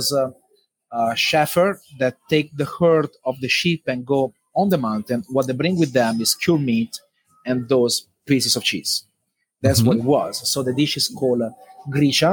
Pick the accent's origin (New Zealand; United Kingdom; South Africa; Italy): Italy; moved away; I grew up back home in Italy with chickens as well with my dad